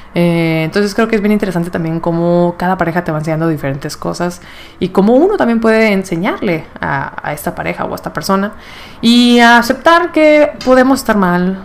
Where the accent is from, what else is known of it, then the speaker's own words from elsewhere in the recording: Monterrey, Nuevo León, Mexico; moved away as an adult; also born or lived in Mexico City; regresé aquí a Monterrey